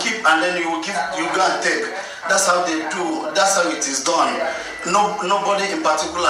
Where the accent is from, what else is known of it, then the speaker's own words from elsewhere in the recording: Enugu, Enugu State, Nigeria; now in Thailand; I'm from Nigeria.